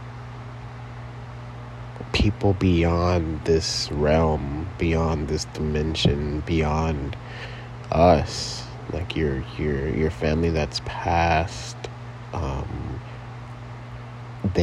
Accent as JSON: {"language": "English", "town": "Compton", "region": "California", "country": "United States", "tie": "born or raised there", "also_born_or_lived": "Torrance, California / San Fernando Valley, California", "said": "I was born in Torrance, California. Raised in Compton, California"}